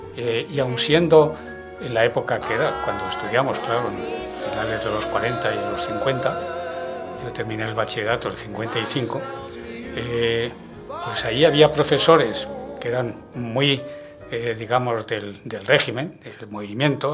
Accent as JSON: {"language": "Spanish", "town": "Madrid", "region": "Community of Madrid", "country": "Spain", "said": "soy madrileño y de Chamberí"}